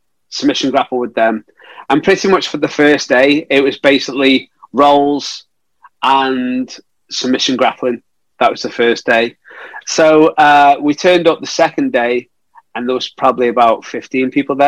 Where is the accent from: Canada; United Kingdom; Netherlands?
United Kingdom; Stoke-on-Trent, West Midlands; my hometown of Stoke-on-Trent